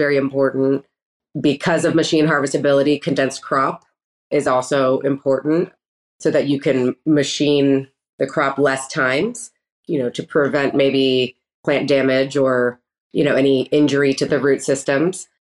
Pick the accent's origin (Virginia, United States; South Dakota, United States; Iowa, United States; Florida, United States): Florida, United States; Gainesville; born and raised in Gainesville, Florida, University of Florida grad